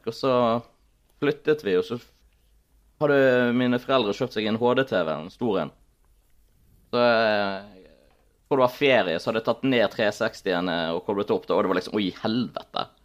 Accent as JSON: {"language": "Norwegian", "country": "Germany", "lives_now": "Norway", "said": "Jeg er jo fra Tyskland òg, eh, så vi, hver sommer så reiste vi til Tyskland."}